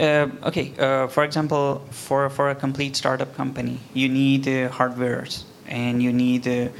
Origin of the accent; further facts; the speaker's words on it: Pakistan; also born or lived in Kuala Lumpur, Malaysia; now in Malaysia; I'm actually from Pakistan